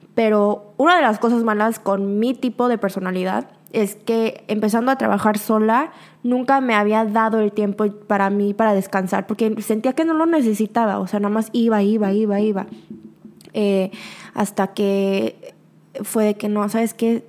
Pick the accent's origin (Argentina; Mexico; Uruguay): Mexico; now in South Korea; soy de México, del extranjero, afuera de Corea, obviamente por mi acento en coreano